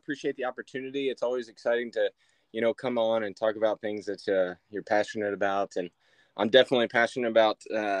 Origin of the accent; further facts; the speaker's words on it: Midwest, United States; I'm from the Midwest.